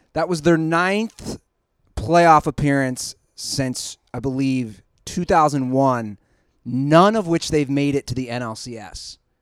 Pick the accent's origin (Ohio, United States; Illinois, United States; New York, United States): Ohio, United States; Cincinnati; I'm from Cincinnati.